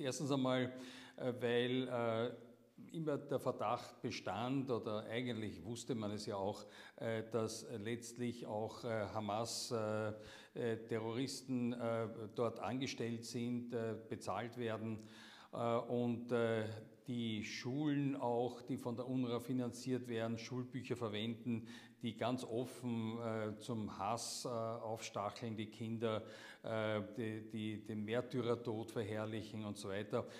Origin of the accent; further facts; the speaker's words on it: Austria; wir als Österreicher